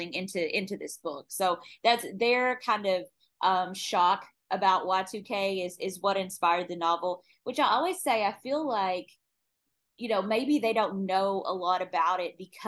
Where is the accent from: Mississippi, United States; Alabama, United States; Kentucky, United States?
Kentucky, United States; moved away; also born or lived in Phoenix, Arizona; I'm from Kentucky originally